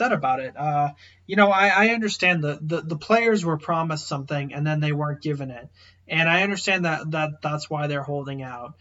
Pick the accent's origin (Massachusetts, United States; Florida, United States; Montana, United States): Massachusetts, United States; outside of Boston; I grew up outside of Boston